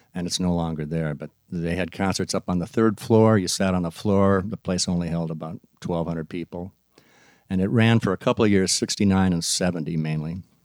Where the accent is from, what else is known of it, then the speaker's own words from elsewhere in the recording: Maplewood, Minnesota, United States; I was from Maplewood